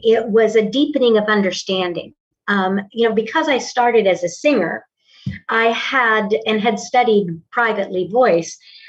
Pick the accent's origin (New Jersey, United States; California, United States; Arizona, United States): Arizona, United States; Tucson; moved away as an adult; now in Oklahoma, United States; Originally, I'm from Tucson, Arizona. {S2} Okay. {S3} I was raised there, and in my early 30s, found my way to the Midwest and have been in the Oklahoma area ever since the late 70s.